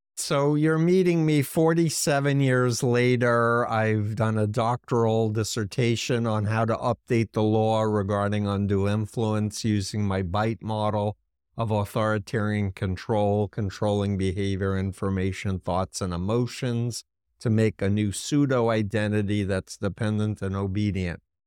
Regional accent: New York, United States; being a New Yorker who grew up one mile from Donald Trump's childhood home

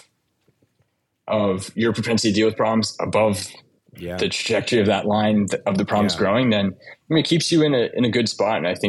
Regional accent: Windsor, Ontario, Canada; moved away as an adult; now in United States; I grew up in Windsor, Ontario, which used to be kind of the auto capital of Canada, next to Detroit.

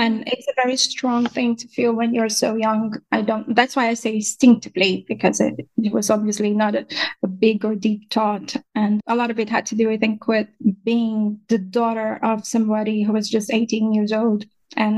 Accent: Brazil; moved away as an adult; now in Ireland; I'm based in Ireland, but I'm originally from Brazil

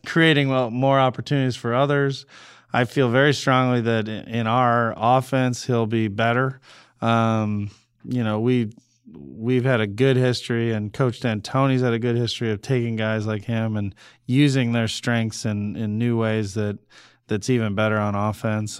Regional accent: Cleveland, Ohio, United States; moved away; growing up in Cleveland

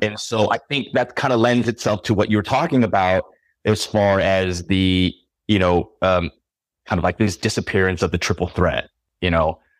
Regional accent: California, United States; moved away; also born or lived in New York; I grew up in California and I lived in New York.

